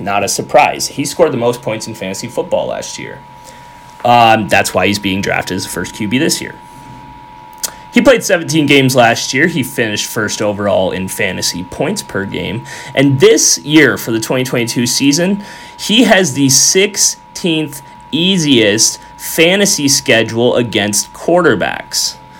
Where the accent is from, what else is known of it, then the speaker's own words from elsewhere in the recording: Western New York, United States; my entire childhood growing up in Western New York